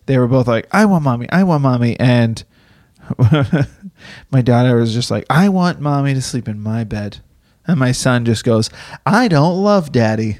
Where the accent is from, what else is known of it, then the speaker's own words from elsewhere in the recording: East Coast, United States; moved away; I grew up on the East Coast, so we had snow.